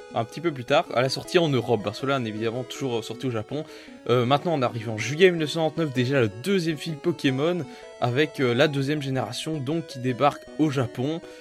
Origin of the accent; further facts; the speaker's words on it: Belgium; je suis belge